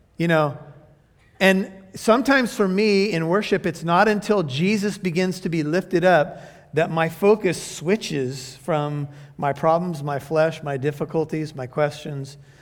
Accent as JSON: {"language": "English", "country": "United States", "said": "I'm an American"}